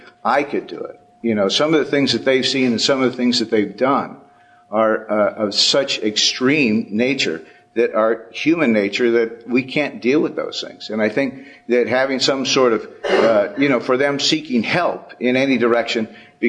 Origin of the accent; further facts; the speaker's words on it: San Francisco Bay Area, California, United States; I'm from the Bay Area